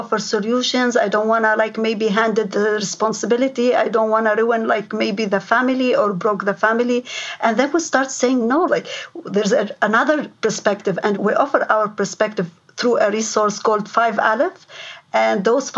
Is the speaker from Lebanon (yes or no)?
yes; Lebanon; moved away as an adult; now in London, Ontario, Canada; I came from Lebanon